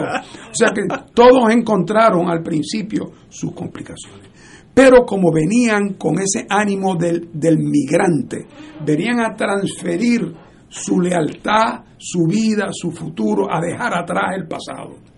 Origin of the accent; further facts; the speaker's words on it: Puerto Rico; nosotros los puertorriqueños